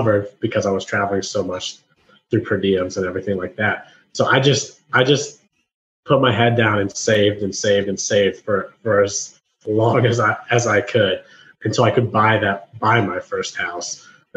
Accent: Columbus, Ohio, United States; moved away as an adult; now in Nashville, United States; I moved from Columbus, Ohio, which is where I'm from, and I moved to Nashville, Tennessee

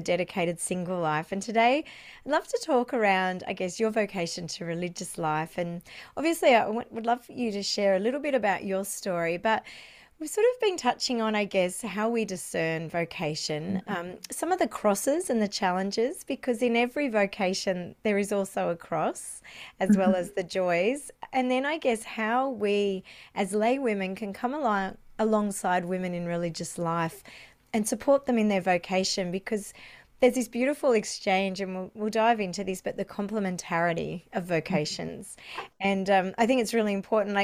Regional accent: Canberra, Australian Capital Territory, Australia; Canberra, which is my hometown.

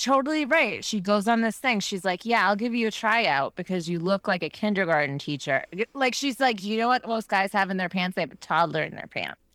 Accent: Minnesota, United States; I'm from, like, the Midwest, from Minnesota

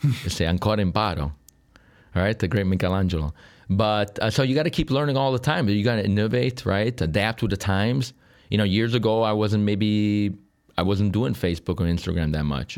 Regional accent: Sicily, Italy; moved away as an adult; now in Chicago, United States; Was born here, Uh, and then I left when I was a kid

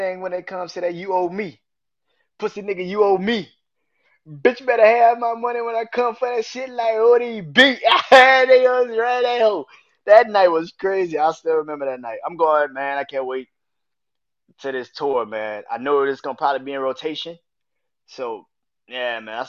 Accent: New Orleans, Louisiana, United States; New Orleans, Louisiana, my hometown

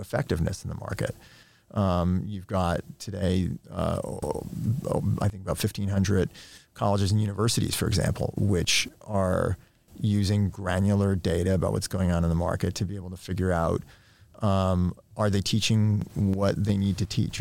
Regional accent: New York, United States; I grew up in New York in the nineteen eighties

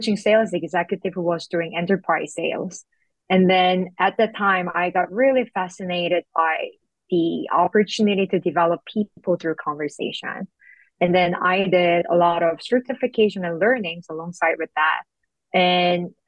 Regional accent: South Korea; moved away as an adult; also born or lived in Singapore; now in Canada; I'm born and raised in South Korea. And I stayed there until my high school

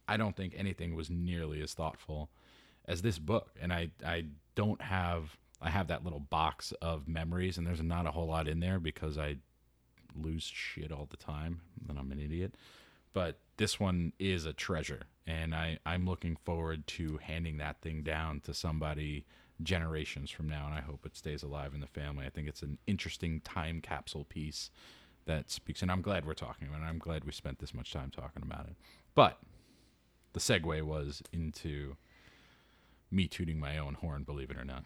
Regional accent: New York City, New York, United States; growing up in New York City, if you're from Queens

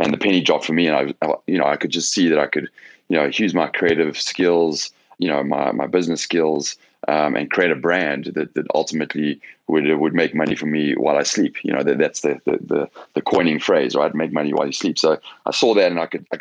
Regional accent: South Africa; moved away as an adult; also born or lived in Johannesburg / London; now in Los Angeles, United States; I'm South African originally. I grew up there

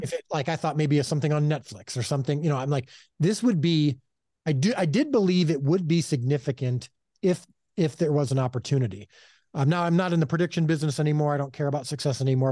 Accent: Chicago, Illinois, United States; now in Texas, United States; I miss my, uh, Chicago heritage

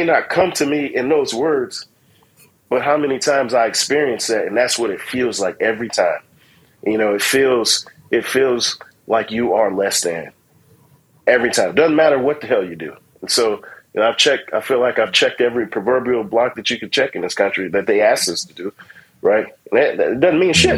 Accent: United States; I'm American.

